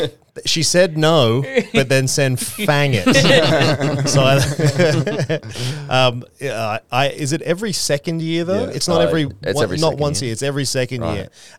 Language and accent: English; Queensland, Australia; also born or lived in Chinchilla, Queensland / Currumbin Valley, Queensland; growing up in Queensland with a name like ….